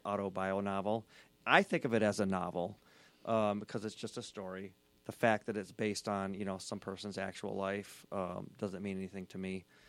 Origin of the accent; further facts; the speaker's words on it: Southeast Michigan, United States; I grew up in Southeast Michigan, Mormon, Scottish.